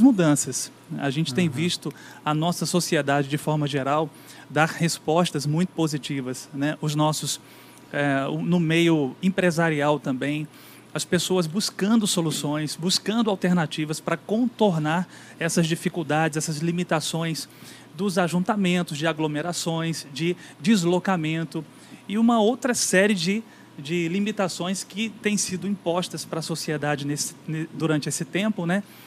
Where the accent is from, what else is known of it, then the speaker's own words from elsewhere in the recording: Brazil; moved away; como brasileiros, né, como campinenses também, já me considero da terra